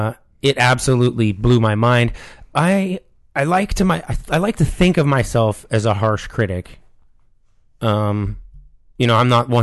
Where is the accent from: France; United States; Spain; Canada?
Canada; Toronto, Ontario; Toronto. And I will, for the record, Toronto is not this smoggy.